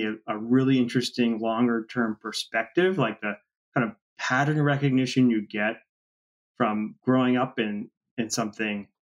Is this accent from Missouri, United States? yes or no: no; Washington, District of Columbia, United States; Yeah, I mean, Washington, D.C., everybody thinks of it as a political town, but it's really a real estate town. And I come from a real estate family, spent a whole life in real estate.